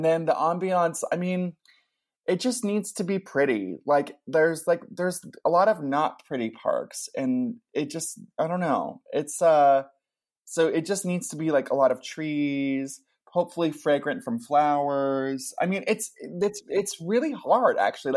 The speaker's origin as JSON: {"language": "English", "town": "Ventura", "region": "California", "country": "United States", "tie": "born or raised there", "said": "I grew up in Ventura, which is like this tiny little beach town"}